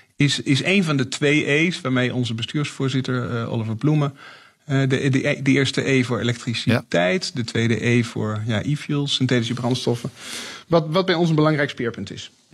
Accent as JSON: {"language": "Dutch", "country": "Netherlands", "moved": "yes", "lives_now": "Stuttgart, Germany", "said": "als Nederlander in, in, in het buitenland woont, in Stuttgart"}